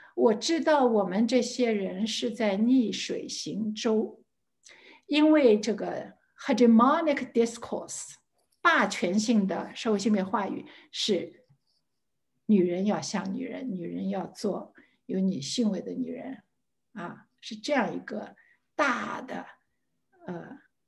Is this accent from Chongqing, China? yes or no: no; Shanghai, China; 我在上海出生，上海长大